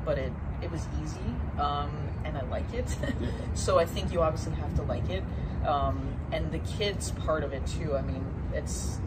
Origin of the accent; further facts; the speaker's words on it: Canada; moved away as an adult; growing up in Canada, played golf in the summer, played ice hockey in the winter.